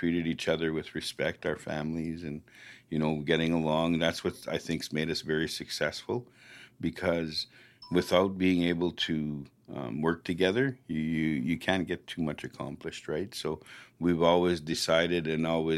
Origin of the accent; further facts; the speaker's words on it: Flying Dust First Nation, Saskatchewan, Canada; I grew up on Flying Dust.